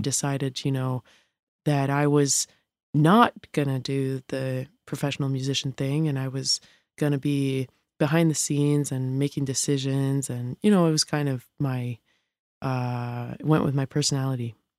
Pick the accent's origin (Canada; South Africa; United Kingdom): Canada; Montreal, Quebec; moved away; I grew up playing music from a young age. I'm from Montreal